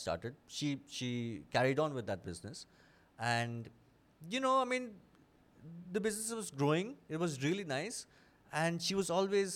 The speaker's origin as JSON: {"language": "English", "town": "Kolkata", "region": "West Bengal", "country": "India", "tie": "born or raised there", "also_born_or_lived": "Delhi", "moved": "yes", "said": "I grew up in Calcutta. I spent most of my childhood there. I only moved to Delhi in 2007"}